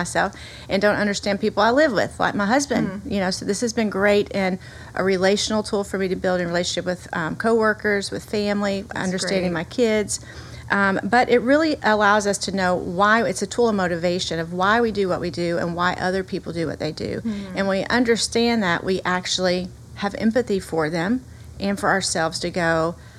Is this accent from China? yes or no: no; the South, United States; accent: Southern; I hope that everyone can hear my Southern accent. I am a girl from the South